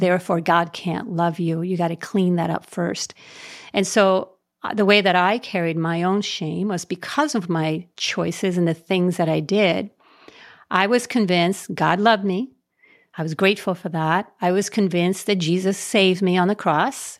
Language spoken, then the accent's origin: English; Puerto Rico; I was raised in Puerto Rico, um, out in the country, poor, poor kid, poor family.